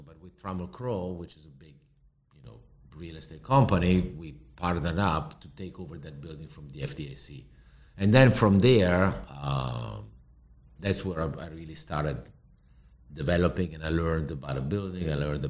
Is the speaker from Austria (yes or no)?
no; Milan, Lombardy, Italy; English is a second language; now in Miami, United States; And, you know, I come from Europe where everybody lives in an apartment, flat, an apartment.